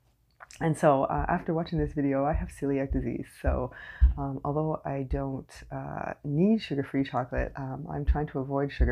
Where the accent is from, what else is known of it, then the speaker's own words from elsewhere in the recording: Canada; I am unapologetically Canadian